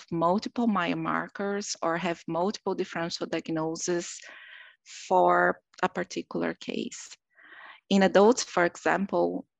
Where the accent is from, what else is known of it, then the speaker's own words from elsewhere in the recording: Brazil; moved away as an adult; now in Rochester, United States; I'm originally from Brazil, where I did my medical school and my anatomic pathology residency